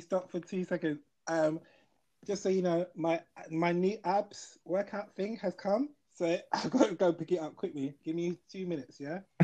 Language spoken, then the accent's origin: English; London, United Kingdom; I'm from South London